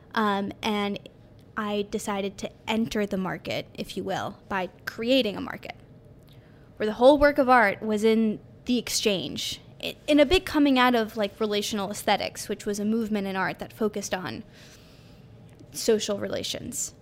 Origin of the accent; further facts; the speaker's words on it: New York City, New York, United States; I grew up in New York City